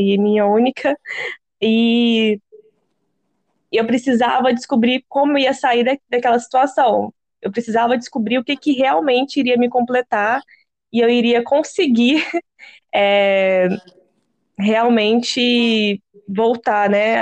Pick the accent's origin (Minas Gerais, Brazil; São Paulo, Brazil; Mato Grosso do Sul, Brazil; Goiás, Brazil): Minas Gerais, Brazil; eu sou mineira